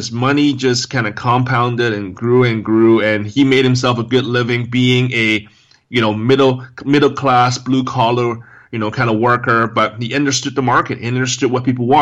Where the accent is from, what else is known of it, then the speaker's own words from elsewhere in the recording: Hong Kong; So I was brought up in Hong Kong, and that's where I was born and raised